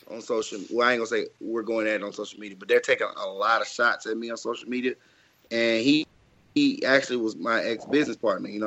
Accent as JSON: {"language": "English", "town": "Jackson", "region": "Mississippi", "country": "United States", "tie": "born or raised there", "said": "I grew up in Jackson, Mississippi. So like, unfortunately, y'all know like don't nobody really make it out of Mississippi anyway."}